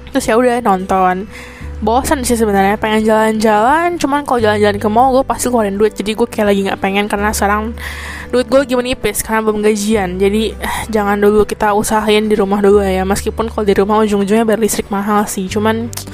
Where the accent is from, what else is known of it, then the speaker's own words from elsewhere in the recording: Indonesia; moved away as an adult; now in Taiwan; gue orang Indonesia yang kuliah di Taiwan